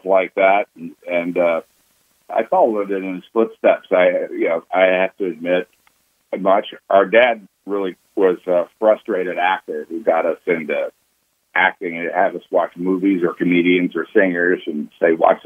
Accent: Texas, United States; born or raised there

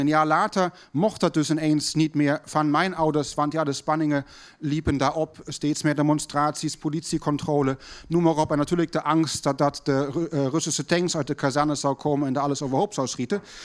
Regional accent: Berlin, Germany; thuis bij ons in West-Berlijn

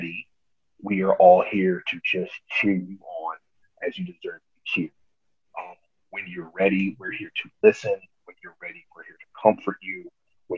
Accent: Atlanta, Georgia, United States; also born or lived in New York; So we just packed up and moved to Atlanta

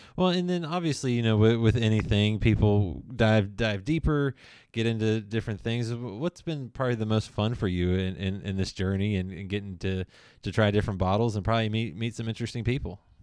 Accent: Lexington, United States; I'm from Lexington

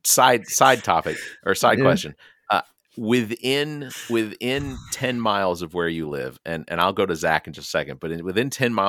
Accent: the South, United States; accent: Southern; Hell, I had to go to broadcast school to learn to lose most of my Southern accent.

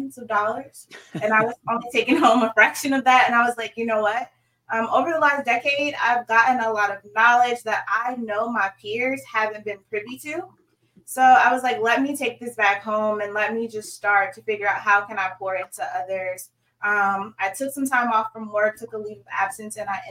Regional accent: Suffolk, Virginia, United States; moved away as an adult; also born or lived in Norfolk, Virginia / Sandpoint, Idaho / Dallas, Texas; I am from Hampton Roads, born and raised in Suffolk, Virginia

